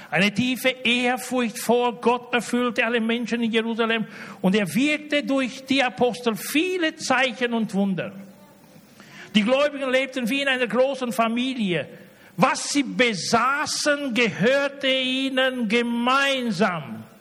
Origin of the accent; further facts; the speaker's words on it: Romania; Ich komme aus Rumänien.